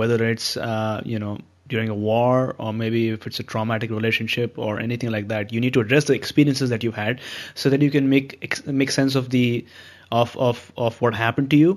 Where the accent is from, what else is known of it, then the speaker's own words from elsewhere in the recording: Mumbai, Maharashtra, India; now in Vancouver, Canada; I'm based in Vancouver, Canada right now, but recently I had gone back to my hometown in Mumbai, India.